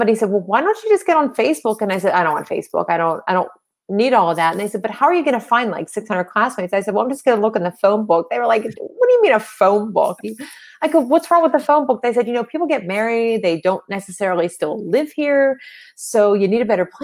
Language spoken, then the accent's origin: English; Pittsburgh, Pennsylvania, United States; I'm from Pittsburgh, Pennsylvania